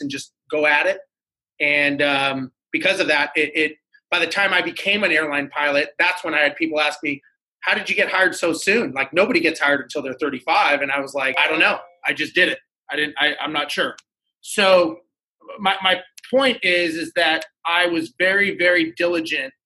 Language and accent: English; Los Angeles, California, United States; Born and raised in Los Angeles, grew up there